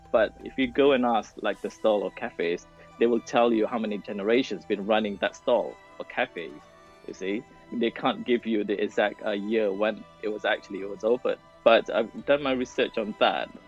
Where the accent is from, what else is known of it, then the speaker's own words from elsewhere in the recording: Malaysia; now in United Kingdom; I was born in Malaysia.